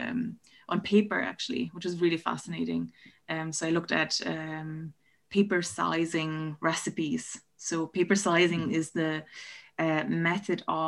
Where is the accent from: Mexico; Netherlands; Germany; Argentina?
Germany; moved away as an adult; now in Ireland; I'm originally from Germany. So I did my undergrads in Berlin